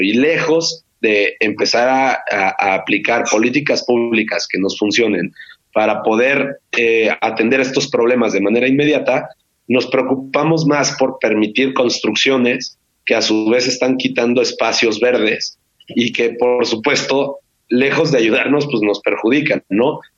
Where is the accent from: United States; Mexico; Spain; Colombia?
Mexico; como mexicanos